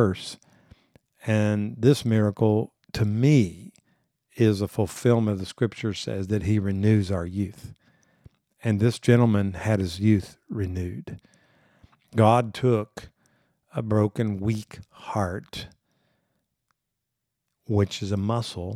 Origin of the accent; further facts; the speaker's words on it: Corpus Christi, Texas, United States; I grew up in South Texas